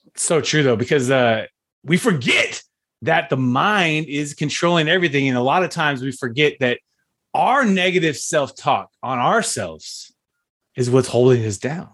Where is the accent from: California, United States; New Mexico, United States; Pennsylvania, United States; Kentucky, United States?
California, United States; Fresno; I'm from Fresno